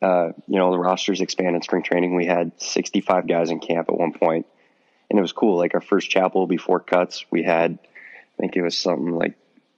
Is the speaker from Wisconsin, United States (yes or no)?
no; Miles City, Montana, United States; There's no high school baseball in Montana. And or I guess I should start with my town. It's 8,000 people